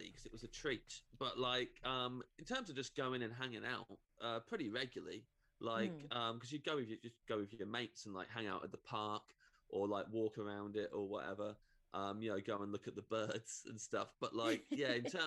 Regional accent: Kettering, East Midlands, United Kingdom; We grew up in a place that I think is more fun than it thinks it is. But definitely the kind of motto is that it's a dump and it's not good and Kettering's not good

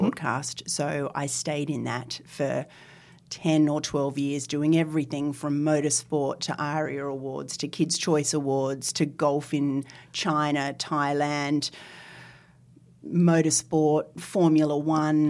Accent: Northern Territory, Australia; now in Sydney, Australia; as a small child, I was brought up in the Northern Territory.

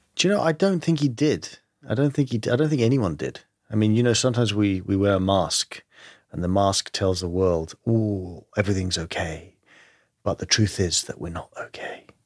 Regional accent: London, United Kingdom; accent: English; I grew up in London, uh, but my family is Greek

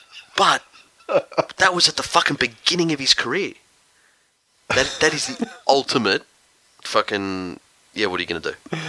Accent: Australia; I'm fucking Australian.

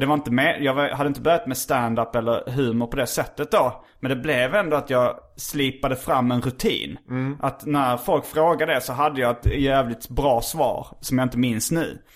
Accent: Lund, Skåne, Sweden; jag är uppvuxen i Lund och eh, har väldigt akademiska föräldrar.

